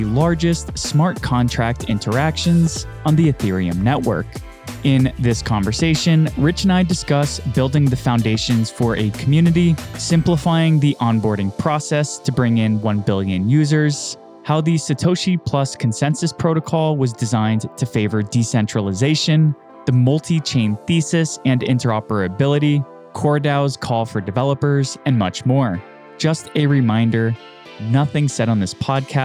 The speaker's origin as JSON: {"language": "English", "town": "Miami", "region": "Florida", "country": "United States", "said": "I'm from Miami"}